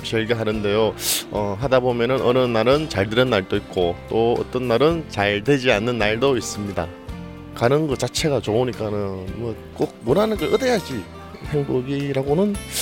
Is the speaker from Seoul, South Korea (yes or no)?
no; Daegu, South Korea; 대구에서 온